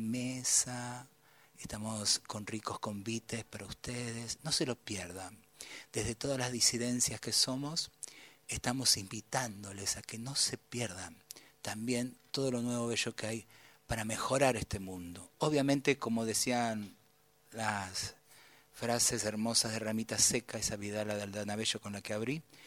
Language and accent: Spanish; Buenos Aires, Argentina; also born or lived in Tucumán; Ya no soy de Liniers solamente, ya no soy del tren Sarmiento